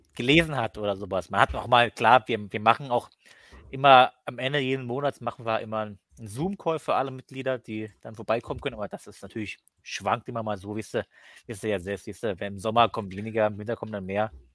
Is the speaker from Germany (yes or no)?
yes; Cottbus, Brandenburg, Germany; Ich komme aus Cottbus, also das ist so kurz vor Polen